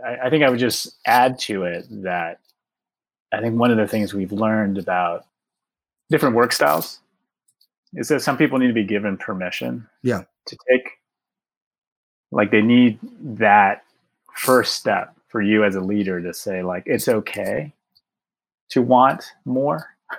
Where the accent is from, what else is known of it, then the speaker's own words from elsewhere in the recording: Chicago, Illinois, United States; the beauty of being a Chicagoan